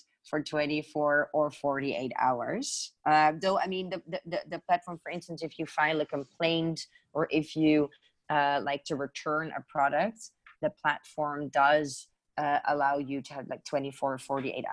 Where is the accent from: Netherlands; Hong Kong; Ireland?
Netherlands; moved away; I'm originally from Holland